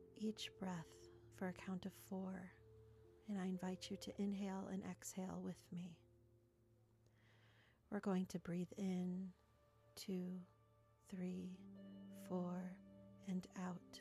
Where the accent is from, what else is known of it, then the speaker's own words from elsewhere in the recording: Skokie, Illinois, United States; I grew up in Skokie, so Midwest represent